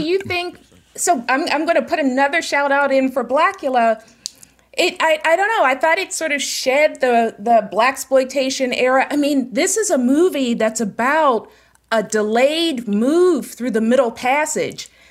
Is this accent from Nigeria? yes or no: no; Pittsburgh, Pennsylvania, United States; am from Pittsburgh, born and raised